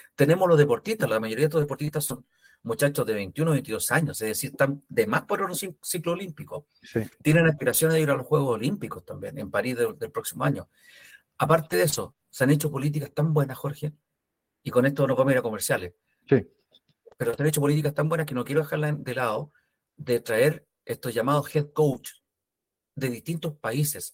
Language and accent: Spanish; Chile; como chilenos